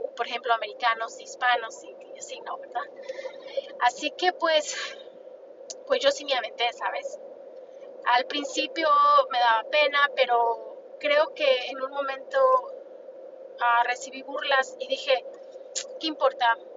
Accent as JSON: {"language": "Spanish", "country": "Mexico", "moved": "yes", "said": "yo soy una mujer hispana, soy mexicana"}